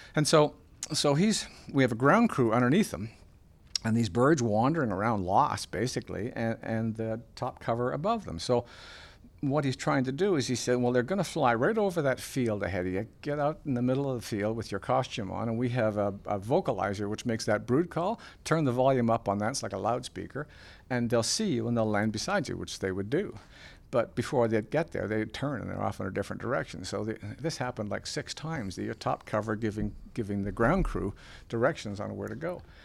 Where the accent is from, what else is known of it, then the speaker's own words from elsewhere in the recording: Port Perry, Ontario, Canada; Port Perry, my hometown